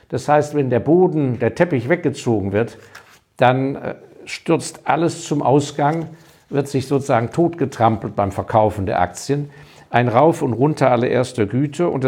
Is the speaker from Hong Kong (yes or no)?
yes; Hong Kong; weil ich habe ja meine Kindheit in Hongkong verbracht habe als Hongkong noch ein sehr kleiner Kolonialposten war. Ähm, bin da in die englische Grundschule gegangen